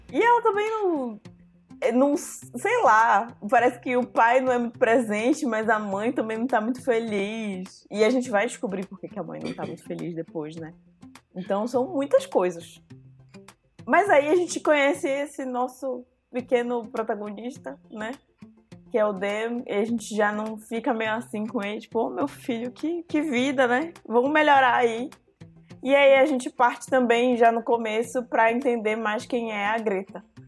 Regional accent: Santarém, Pará, Brazil; now in Belém, Brazil; eu cresci em Santarém

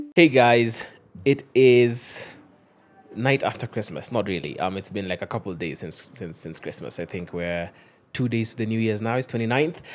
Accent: Western Kenya, Kenya; I'm from Western. My, my, my, my dad's Luo, my mom's Luo.

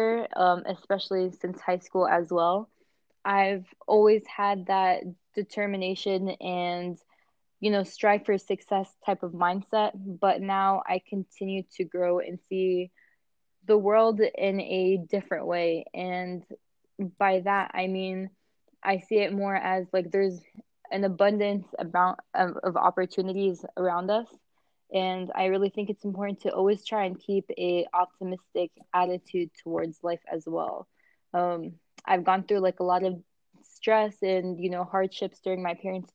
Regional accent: Maryland, United States; moved away as an adult; also born or lived in Kuwait / Jordan (ancestry); now in Arizona, United States; My family is from Jordan, but I was born and raised in Maryland

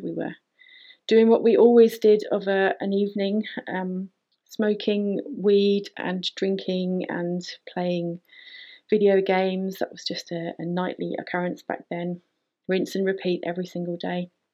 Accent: United Kingdom; moved away as an adult; also born or lived in Canary Islands; I decided that I was leaving the UK. I couldn't handle being there.

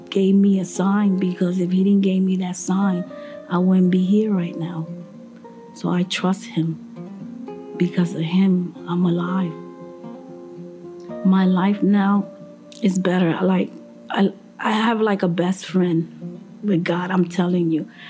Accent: Puerto Rico; I'm from Puerto Rico

